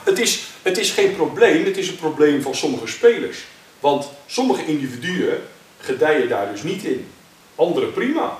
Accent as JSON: {"language": "Dutch", "country": "Netherlands", "said": "Eh, ik kom uit Nederland. Hier is mijn basis"}